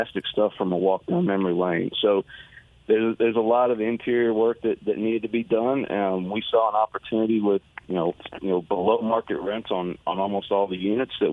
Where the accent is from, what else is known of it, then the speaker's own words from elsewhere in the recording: Knoxville, Tennessee, United States; now in Houston, United States; I'm from Knoxville. That's home to me.